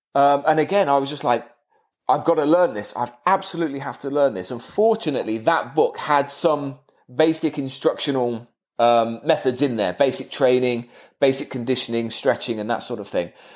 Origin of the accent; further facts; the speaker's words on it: Kettering, East Midlands, United Kingdom; my hometown, which is not a very big town